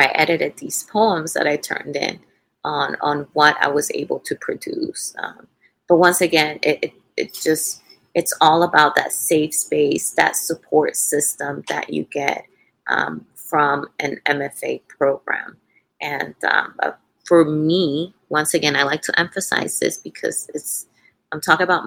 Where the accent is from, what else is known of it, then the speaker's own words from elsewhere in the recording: Dominican Republic; English is a second language; moved away; while I was growing up in the Dominican Republic.